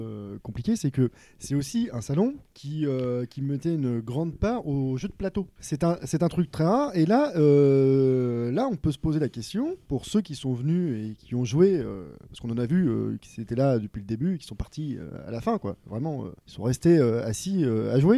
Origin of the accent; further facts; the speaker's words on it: Normandy, France; je suis normand